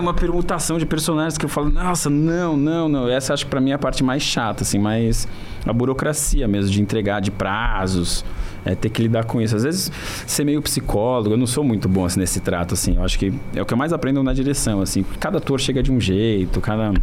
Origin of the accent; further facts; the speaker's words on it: Brazil; a gente é brasileiro